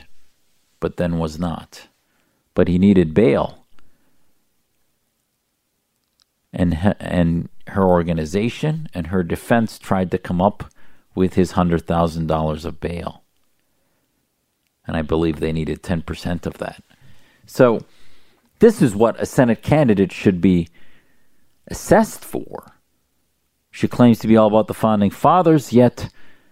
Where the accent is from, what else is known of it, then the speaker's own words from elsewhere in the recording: United States; an American Muslim who served my country